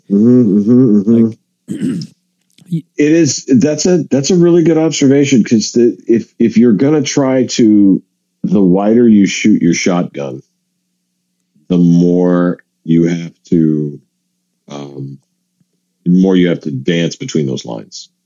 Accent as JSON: {"language": "English", "town": "Seattle", "region": "Washington", "country": "United States", "tie": "born or raised there", "said": "I grew up in Seattle"}